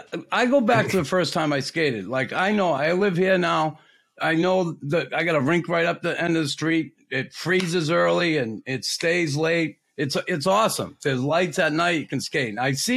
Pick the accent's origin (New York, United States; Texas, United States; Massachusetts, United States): Massachusetts, United States; Boston; a kid from Boston